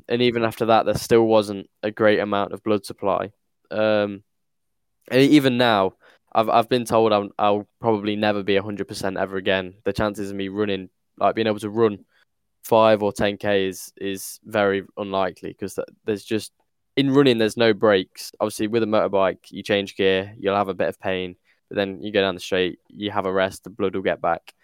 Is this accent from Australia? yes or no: no; United Kingdom; as a Brit